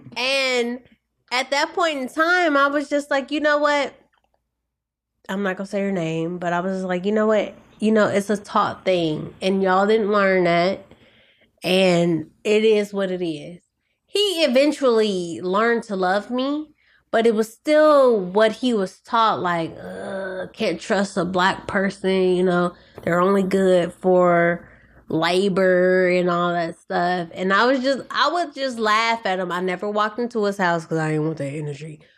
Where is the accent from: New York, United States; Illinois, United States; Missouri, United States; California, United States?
Missouri, United States; St. Louis; moved away as an adult; also born or lived in Kansas / Kansas City, Missouri; now in Los Angeles, United States; I grew up in Saint Louis